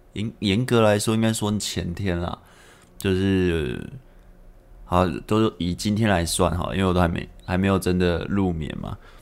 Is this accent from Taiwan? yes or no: yes; Taipei, Taiwan; 我是台北人嘛，那我是住台北